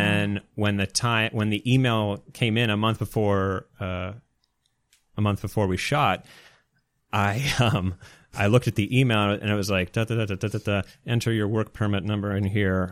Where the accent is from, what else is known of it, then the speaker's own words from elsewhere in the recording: Canada; I'm Canadian